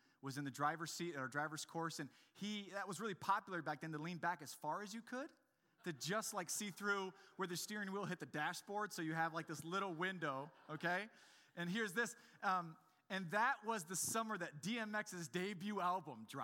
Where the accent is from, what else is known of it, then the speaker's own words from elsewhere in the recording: Grand Rapids, Michigan, United States; I'm from Grand Rapids